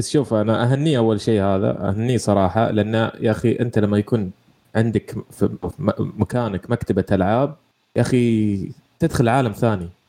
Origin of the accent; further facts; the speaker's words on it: Saudi Arabia; عندنا في السعودية